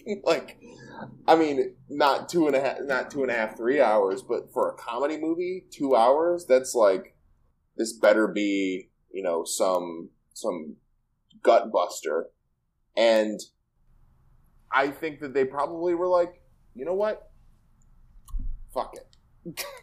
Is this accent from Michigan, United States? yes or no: yes; Michigan, United States; you and I both, both grew up in, like, the Rust Belt